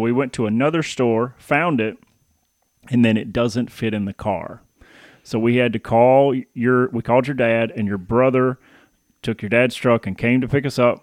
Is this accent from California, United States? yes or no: no; Paris, Tennessee, United States; moved away as an adult; also born or lived in Baton Rouge, Louisiana / Michigan; I was born in Baton Rouge, but I was raised in Paris